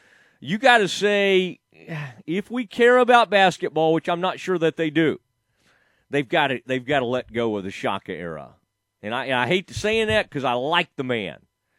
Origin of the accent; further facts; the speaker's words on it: Kaufman, Texas, United States; where I grew up in Kaufman